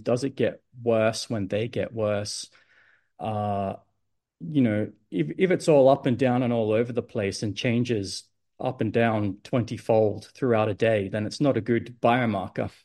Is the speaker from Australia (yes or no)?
yes; Adelaide, South Australia, Australia; moved away as an adult; now in Sydney, Australia; So I grew up in Adelaide